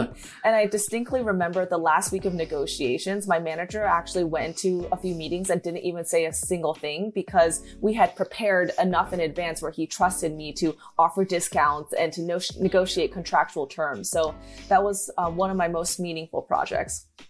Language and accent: English; Western Michigan, United States; growing up in Michigan